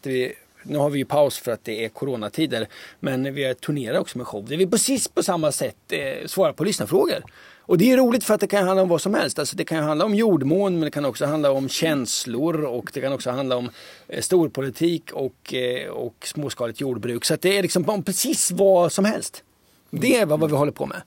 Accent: Linköping, Östergötland, Sweden; accent: Östergötland dialect; moved away; jag är uppvuxen i Linköping. Jag flyttade därifrån vid 90, vad, 94 eller något sånt där

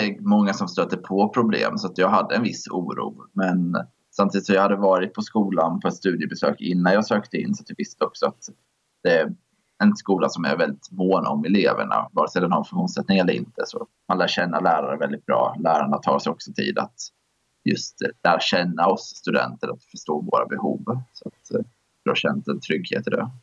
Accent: Jönköping, Jönköping County, Sweden; jag kommer från Jönköping

